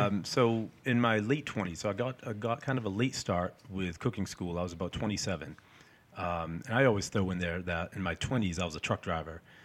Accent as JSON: {"language": "English", "town": "Peabody", "region": "Massachusetts", "country": "United States", "tie": "born or raised there", "also_born_or_lived": "Salem, Massachusetts", "said": "lived in Peabody my whole life"}